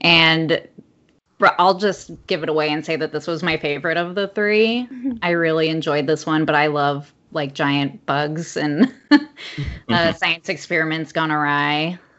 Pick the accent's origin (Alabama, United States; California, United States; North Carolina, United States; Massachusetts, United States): California, United States; Palm Springs; moved away; my homeland, because I'm from Palm Springs originally in California